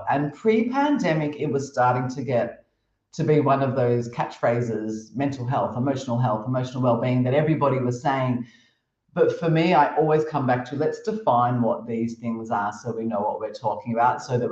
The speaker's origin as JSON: {"language": "English", "country": "Australia", "also_born_or_lived": "Cambodia", "moved": "as an adult", "lives_now": "Thailand", "said": "As an Australian"}